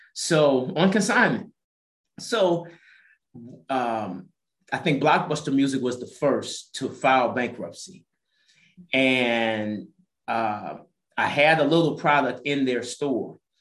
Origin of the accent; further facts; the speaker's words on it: St. Louis, Missouri, United States; moved away as an adult; also born or lived in Las Vegas, Nevada; now in Atlanta, United States; I'm originally from St. Louis, Missouri